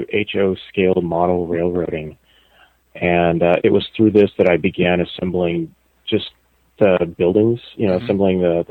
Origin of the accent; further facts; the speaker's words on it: Phoenix, Arizona, United States; moved away as an adult; also born or lived in Japan; now in Shizuoka Prefecture, Japan; I'm from Phoenix, Arizona area